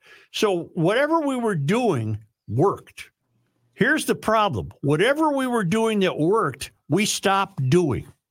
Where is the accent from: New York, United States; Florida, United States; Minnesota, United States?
Minnesota, United States; I'm a Minnesotan